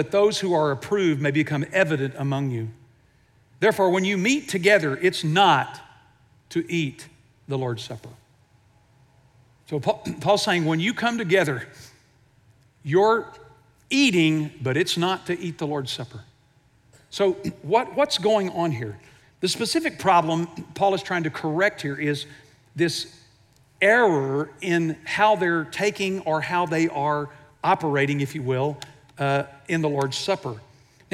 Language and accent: English; Houston, Texas, United States; I grew up in Houston